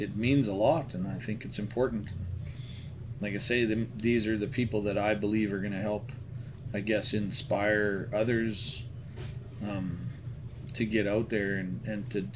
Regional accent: Central Alberta, Canada; moved away; I was originally from Central Alberta

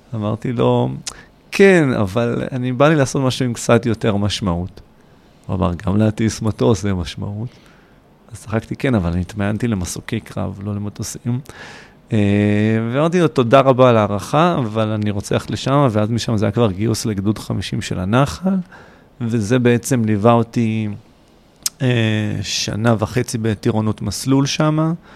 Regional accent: Kfar Saba, Central District, Israel; also born or lived in Hod HaSharon; now in Beersheba, Israel; נולדתי להוד השרון, אבל זה עד גיל ארבע. ובארבע היה פשוט לחצות את הכביש לעיר כפר סבא ליד. אה, שם היה רוב הנעורים

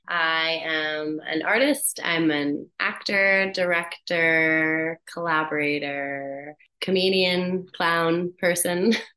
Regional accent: Hamilton, Ontario, Canada; now in Vancouver, Canada; In Hamilton, Ontario.

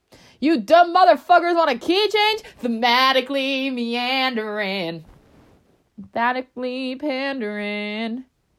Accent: Tennessee, United States; I had to make sure you know I'm from Tennessee. Tennessee.

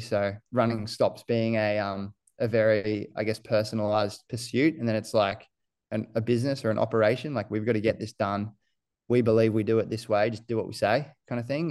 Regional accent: Gold Coast, Queensland, Australia; also born or lived in New Zealand; I moved here from New Zealand when we was, uh, I must have been seven, six or seven, and I went to Coomer Anglican College up the northern end of the coast, and I just went there all the way through to year twelve

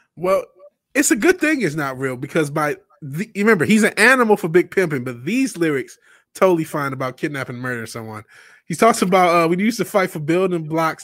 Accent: Detroit, Michigan, United States; I'm black and from Detroit

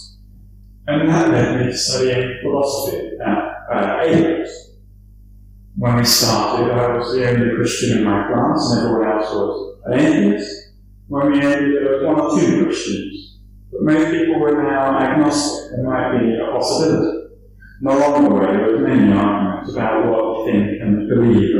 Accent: Dublin, Leinster, Ireland; I grew up in Dublin

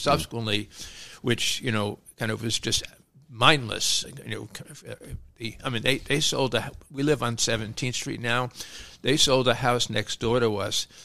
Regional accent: New York City, New York, United States; grew up in Brooklyn

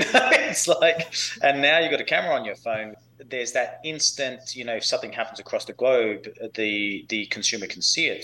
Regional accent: Perth, Western Australia, Australia; moved away as an adult; now in United States; I grew up in Perth, Western Australia

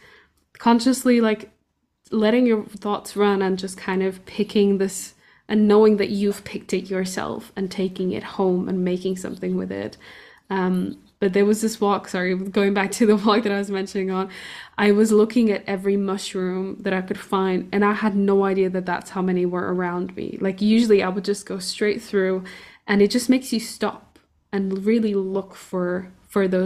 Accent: Portugal; I grew up in Portugal

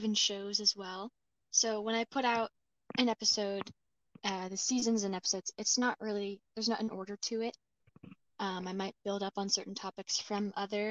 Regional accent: Sumas, Washington, United States; Sumas, my hometown

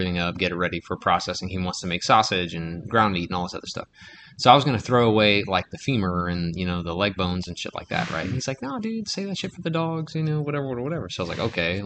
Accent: Henderson, Louisiana, United States; my hometown, Henderson, Louisiana

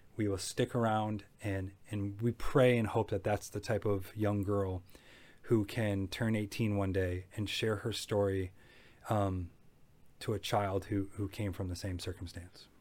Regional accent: Macomb County, Michigan, United States; I grew up in Macomb County, a suburban area that was kind of known for above average living

